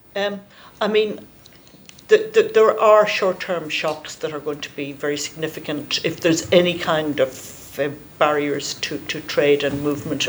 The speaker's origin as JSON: {"language": "English", "area": "near Crossmaglen", "region": "Northern Ireland", "country": "United Kingdom", "tie": "born or raised there", "said": "I grew I grew up in Carton Cross, which uh, you know is is is is about ten miles from Crossmaglen"}